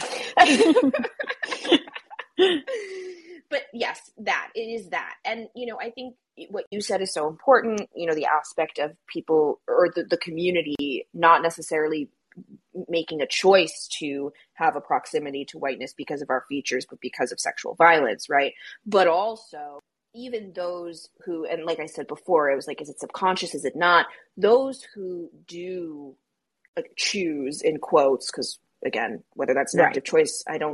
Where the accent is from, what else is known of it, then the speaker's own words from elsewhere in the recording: United States; We, as American Jews